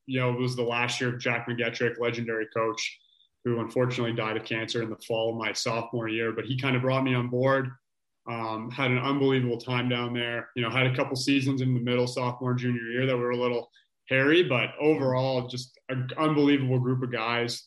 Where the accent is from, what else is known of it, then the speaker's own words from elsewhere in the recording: Orangeville, Ontario, Canada; Growing up in Orangeville, it's obviously a, a lacrosse hotbed